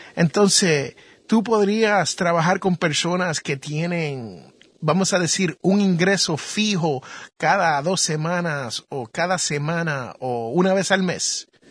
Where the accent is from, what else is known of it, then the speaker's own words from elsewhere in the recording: Jersey City, New Jersey, United States; En donde yo nací fue en Jersey City.